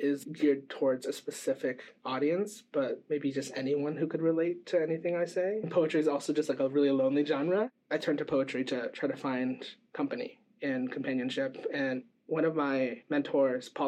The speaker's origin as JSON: {"language": "English", "region": "Midwest", "country": "United States", "tie": "born or raised there", "moved": "yes", "lives_now": "Bay Area, United States", "said": "I grew up in the Midwest"}